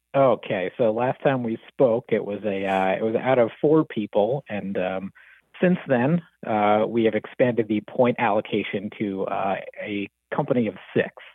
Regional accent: Woodbridge, New Jersey, United States; I grew up in Central Jersey

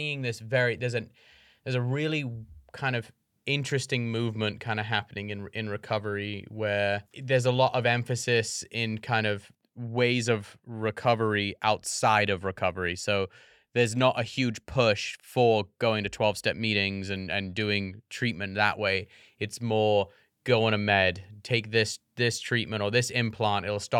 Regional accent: United States; I'm very American.

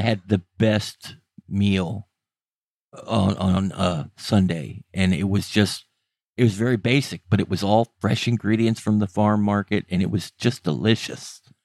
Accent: United States; I'm an American and was raised in America

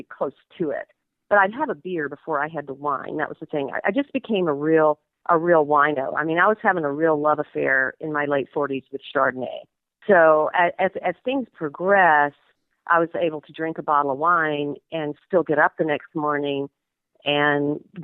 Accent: Georgia, United States; moved away as an adult; also born or lived in New England; now in Wyoming, United States; I grew up in Georgia, so I'm a little Georgia peach, and I went to college there

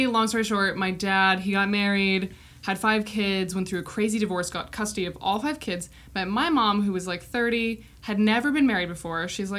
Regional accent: Missoula, Montana, United States; So we grew up in Montana as well.

